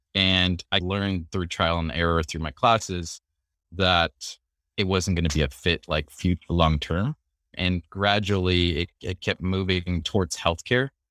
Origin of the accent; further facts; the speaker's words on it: California, United States; moved away as an adult; also born or lived in Philippines / Washington, D.C.; I moved to California when I was four